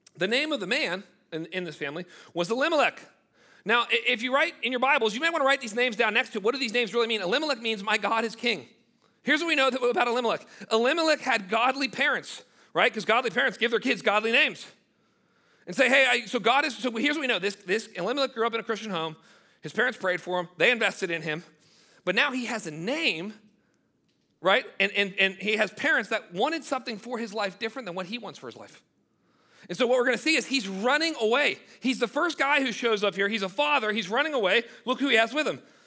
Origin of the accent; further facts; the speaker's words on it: United States; as an American